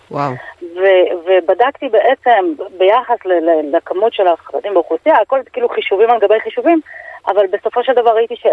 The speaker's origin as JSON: {"language": "Hebrew", "region": "Jerusalem District", "country": "Israel", "tie": "born or raised there", "said": "גדלתי בתחילה, כאילו, עד גיל שבע בהושע, בשכונת גאולה, ואחר כך ברמת שלמה."}